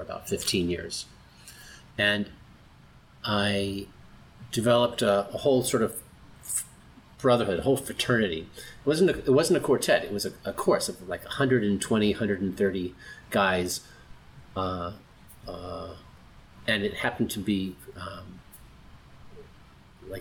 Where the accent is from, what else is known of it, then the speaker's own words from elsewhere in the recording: San Diego, California, United States; moved away as an adult; also born or lived in Los Angeles, California; now in Florida, United States; I grew up in Southern California, in San Diego, and then Los Angeles for school and most of my professional life